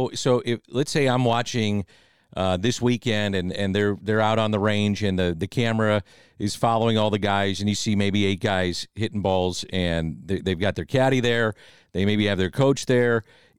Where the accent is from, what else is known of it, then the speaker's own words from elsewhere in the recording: St. Louis, Missouri, United States; we're from St. Louis, Missouri.